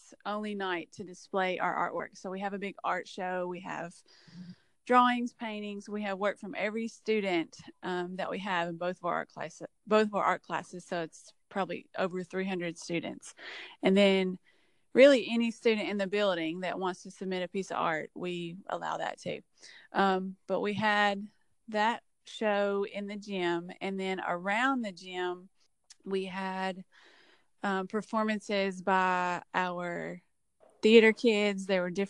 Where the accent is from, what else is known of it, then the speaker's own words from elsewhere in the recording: Cheatham County, Tennessee, United States; I am from Cheatham County. I've lived here all my life. I graduated from Cheatham County High School